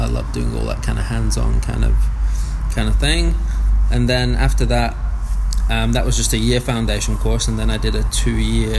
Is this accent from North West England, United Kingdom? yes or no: yes; Blackburn, North West England, United Kingdom; moved away as an adult; now in Whanganui, New Zealand; It's a small town, you know. It's probably like 85,000-90,000 people. I grew up in a regular working class, family.